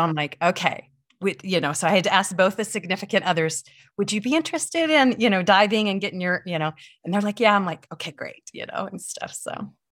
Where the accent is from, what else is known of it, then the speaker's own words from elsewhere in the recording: Midwest, United States; moved away; I grew up in the Midwest